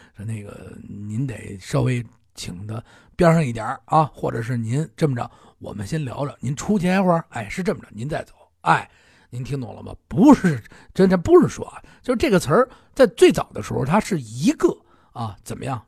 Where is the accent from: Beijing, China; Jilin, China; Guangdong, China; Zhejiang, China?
Beijing, China; 咱们北京